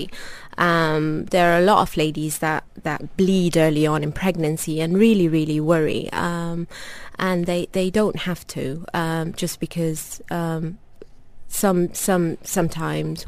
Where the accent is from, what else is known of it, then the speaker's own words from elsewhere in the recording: London, United Kingdom; moved away as an adult; also born or lived in North West England; now in Dubai, United Arab Emirates; I am from a Sudanese background. I was born in North London, and I trained in the northwest of England.